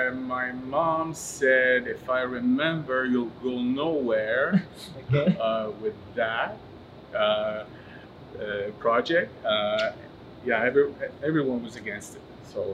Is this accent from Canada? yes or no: yes; Montreal, Quebec, Canada; Montreal, right here, downtown. I was born downtown, still downtown.